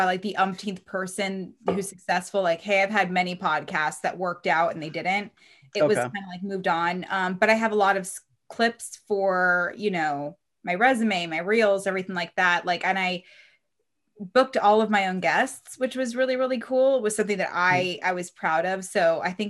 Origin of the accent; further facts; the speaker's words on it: Reno, Nevada, United States; I was a big Diamondbacks fan because I'm from Reno